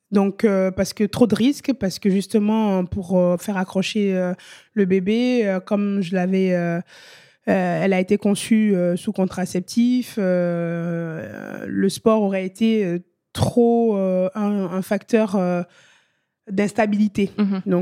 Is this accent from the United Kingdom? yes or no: no; France; quand on revient en France parce que on est français